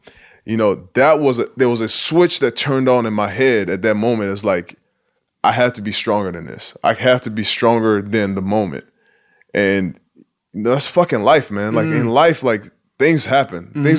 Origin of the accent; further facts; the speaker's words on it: Nigeria; accent: Nigerian; And I actually kind of miss my accent now, because every once in a while I break out the Nigerian accent